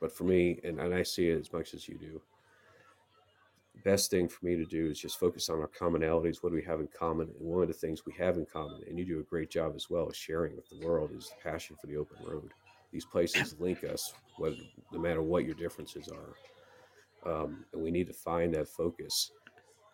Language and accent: English; New York, United States; growing up in New York, by the apartment I lived